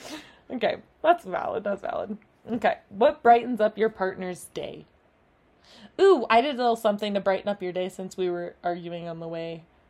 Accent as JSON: {"language": "English", "region": "Arizona", "country": "United States", "tie": "born or raised there", "said": "growing up in Arizona"}